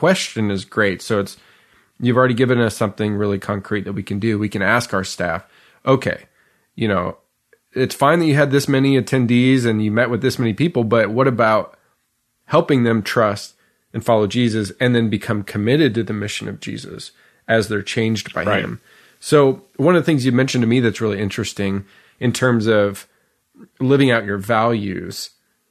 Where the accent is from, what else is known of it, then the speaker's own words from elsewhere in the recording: Canada; where we grew up in Canada